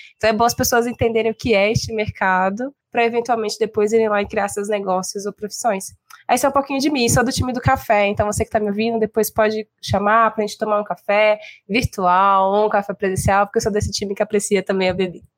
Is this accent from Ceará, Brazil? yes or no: no; Belo Horizonte, Minas Gerais, Brazil; now in São Paulo, Brazil; sou mineira de Belo Horizonte, moro em São Paulo há algum tempo